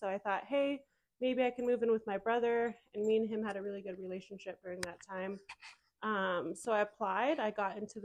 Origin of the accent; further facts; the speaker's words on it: Cheyenne, Wyoming, United States; moved away as an adult; also born or lived in Las Vegas; born and raised in Cheyenne, went to Central